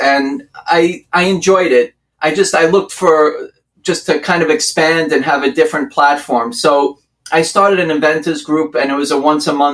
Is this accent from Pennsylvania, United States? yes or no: no; Long Island, New York, United States; accent: New York; also born or lived in Brooklyn, New York; I'm from Long Island, New York.